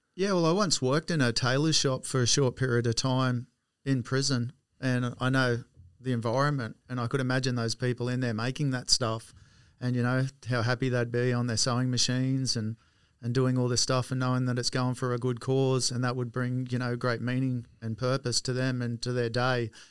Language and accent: English; Wollongong, New South Wales, Australia; moved away; I was born in Wollongong in seventy-three and, um, lived in w, Reservoir Road at Port Kembla. So that was my first home there till I was about five